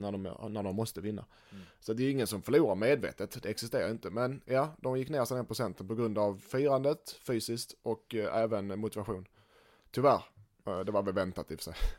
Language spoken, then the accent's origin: Swedish; Helsingborg, Skåne, Sweden; som helsingborgare